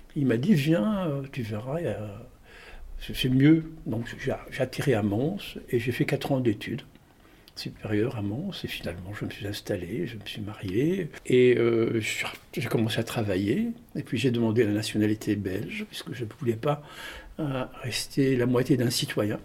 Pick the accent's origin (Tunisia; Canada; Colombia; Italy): Tunisia; Tunis, Tunis Governorate; moved away as an adult; also born or lived in Marseille, France; j'ai grandi à Tunis jusqu'à l'âge de 18 ans.